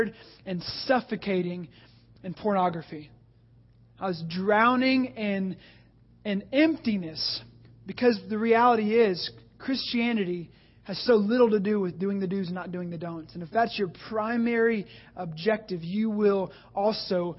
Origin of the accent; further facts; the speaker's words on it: the Bible Belt, the South, United States; I grew up in the Bible Belt.